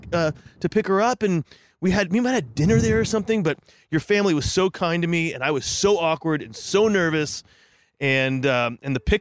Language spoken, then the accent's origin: English; Santa Barbara, California, United States; I'm from Santa Barbara, but I was going to school up here